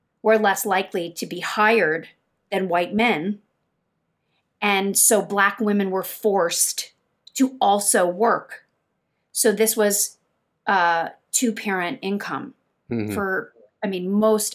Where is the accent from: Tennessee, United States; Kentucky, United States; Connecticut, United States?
Kentucky, United States; moved away; also born or lived in New York; I grew up in Kentucky